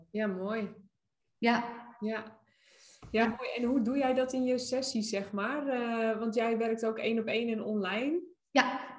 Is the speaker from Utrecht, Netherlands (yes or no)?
no; Nijmegen, Gelderland, Netherlands; now in Brabant, Netherlands; ik kom uit Nijmegen.